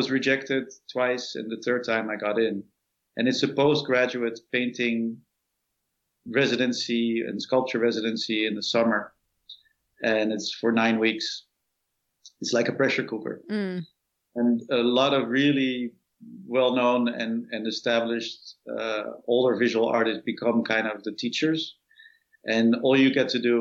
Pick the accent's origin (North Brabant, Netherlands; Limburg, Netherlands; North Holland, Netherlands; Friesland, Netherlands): North Holland, Netherlands; Amsterdam; moved away as an adult; now in New York, United States; I grew up in Amsterdam and had a nice adolescence there